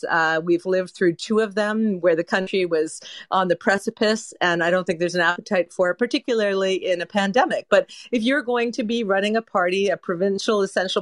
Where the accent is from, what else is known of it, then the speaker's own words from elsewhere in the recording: Quebec, Canada; now in Hamilton, Canada; I grew up in Quebec during the initial referendum on separation.